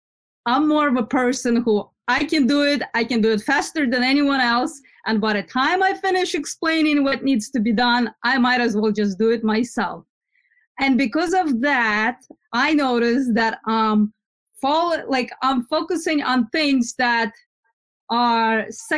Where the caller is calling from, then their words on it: New Jersey, United States; New Jersey.